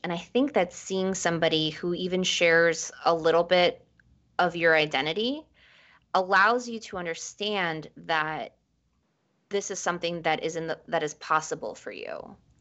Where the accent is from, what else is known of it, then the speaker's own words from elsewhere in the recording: New York City, New York, United States; also born or lived in Ecuador; I was born in Ecuador and we moved to New York. We immigrated to New York when I was five